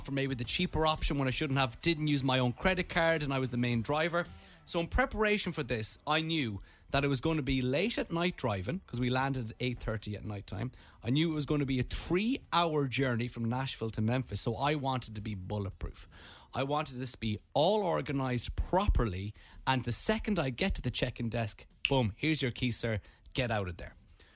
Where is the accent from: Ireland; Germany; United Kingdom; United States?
Ireland; We're from Ireland.